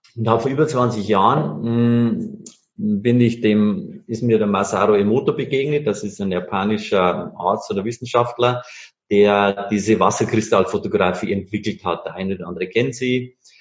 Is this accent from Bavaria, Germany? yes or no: yes; Bavarian Forest, Germany; moved away; Ich komme ursprünglich aus Bayern, aus dem Bayerischen Wald.